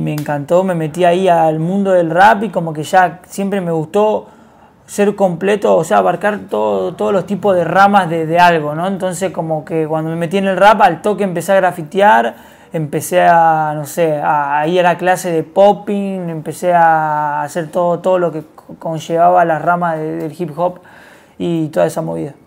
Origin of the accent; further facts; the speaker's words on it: González Catán, Buenos Aires Province, Argentina; Yo vengo de González Catán, Villa un barrio acá de Buenos Aires